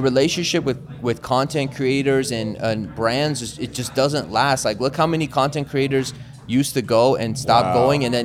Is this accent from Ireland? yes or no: no; Bay Area, California, United States; Bay Area, which is my hometown